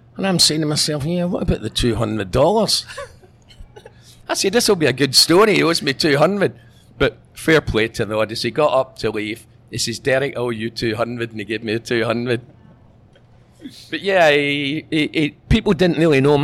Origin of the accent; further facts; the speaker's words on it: Scotland, United Kingdom; moved away as an adult; also born or lived in Hong Kong; now in Thailand; I'll always be Scottish.